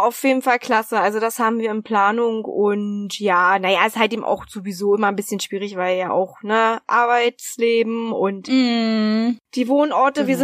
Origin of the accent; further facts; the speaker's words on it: Berlin, Germany; accent: Berliner; Also ich komme ja aus, ursprünglich aus Berlin